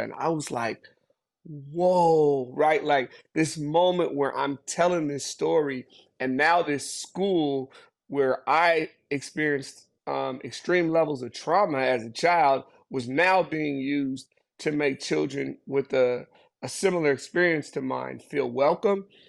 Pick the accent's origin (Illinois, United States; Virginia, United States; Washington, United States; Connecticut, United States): Washington, United States; Seattle; also born or lived in Zimbabwe; I was actually born in Seattle, Washington